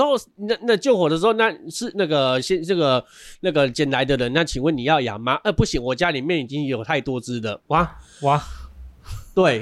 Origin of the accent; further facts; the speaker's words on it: Changhua County, Taiwan; 在我们彰化这边呢，我所知道也有一间寿医院